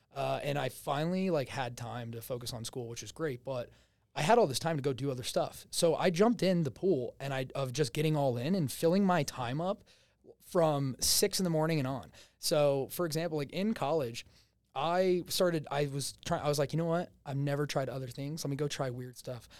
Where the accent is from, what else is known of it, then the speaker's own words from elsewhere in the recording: New Jersey, United States; accent: Jersey; moved away; Originally, I'm from New Jersey.